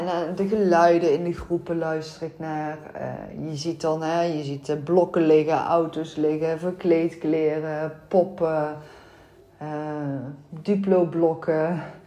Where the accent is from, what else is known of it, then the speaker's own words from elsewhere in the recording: North Brabant, Netherlands; accent: Brabantse tongval; hoor je mijn Brabantse tongval